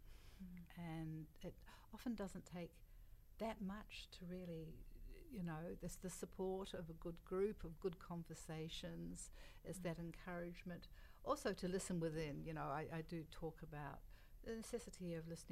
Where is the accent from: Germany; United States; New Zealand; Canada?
New Zealand; I come from Aotearoa